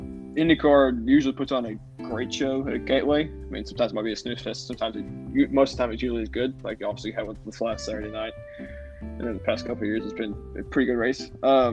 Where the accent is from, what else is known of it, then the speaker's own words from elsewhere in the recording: Tennessee, United States; I'm from Tennessee